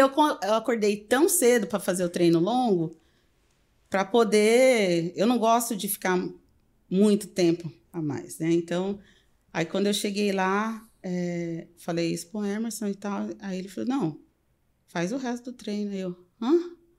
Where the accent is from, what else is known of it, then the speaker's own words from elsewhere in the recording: Pirapozinho, São Paulo, Brazil; moved away as an adult; also born or lived in Peru / Mexico / Miami; now in Chicago, United States; eu sou do interior de São Paulo